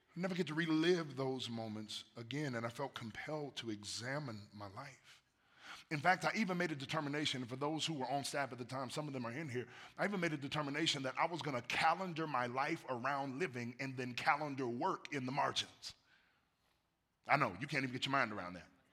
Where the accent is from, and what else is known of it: United States